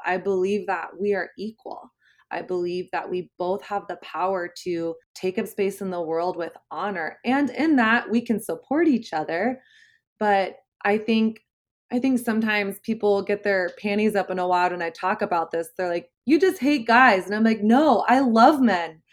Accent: the South, Southern United States, United States; moved away as an adult; now in New York City, United States; I grew up in Southern Christian culture

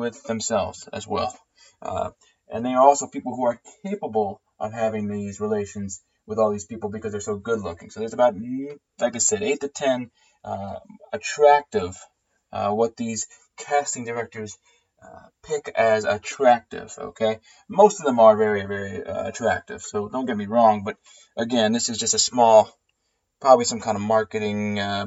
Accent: New Jersey, United States; now in Baltimore, United States; I am from New Jersey

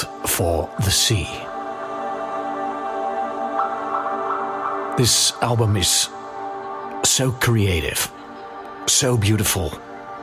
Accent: Netherlands; moved away as an adult; now in Cyprus; I need to visit my home country more often

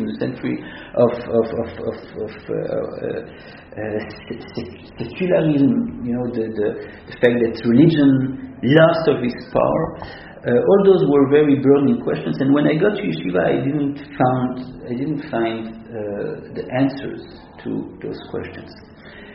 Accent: Antwerp, Flanders, Belgium; moved away; also born or lived in Israel; I grew up in Antwerp, I told you, in the 80s.

